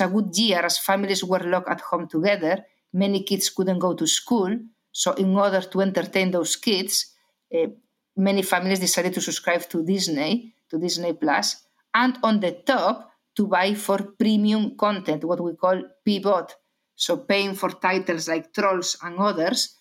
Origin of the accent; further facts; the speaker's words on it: Galicia, Spain; accent: Spanish; English is a second language; I'm Spanish, as many people already realize because of my accent, from Galicia.